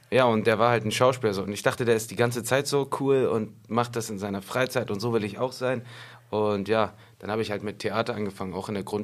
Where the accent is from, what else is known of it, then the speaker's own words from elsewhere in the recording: Hamburg, Germany; Geboren und aufgewachsen in Schnellsen zur Schule gegangen in Schnellsen, äh, Abi gemacht in Schnellsen.